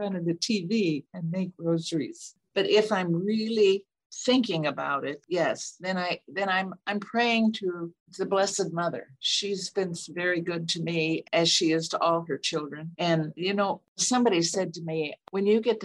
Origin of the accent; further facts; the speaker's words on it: Rushville, United States; moved away; my hometown of Rushville